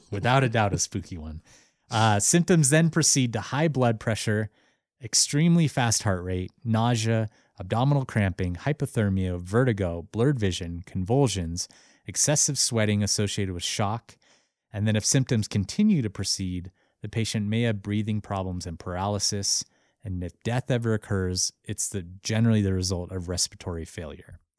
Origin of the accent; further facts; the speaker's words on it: Missoula, Montana, United States; they're based out of my hometown, Missoula, Montana